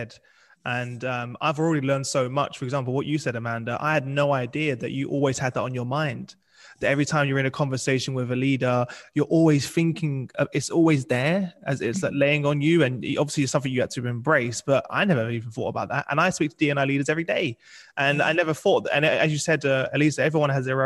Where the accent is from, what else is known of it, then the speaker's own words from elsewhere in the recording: London, United Kingdom; people used to make comments about my accent because I was from East London